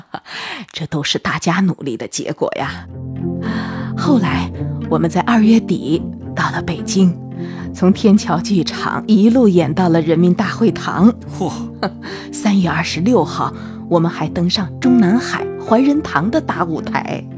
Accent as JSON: {"language": "Chinese", "region": "Jiangxi", "country": "China", "tie": "born or raised there", "said": "我们江西老家"}